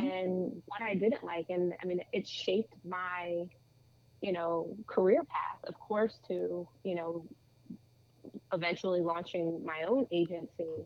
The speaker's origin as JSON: {"language": "English", "town": "Lumberton", "region": "New Jersey", "country": "United States", "tie": "born or raised there", "said": "I grew up in New Jersey, born and raised, I mean I did everything here."}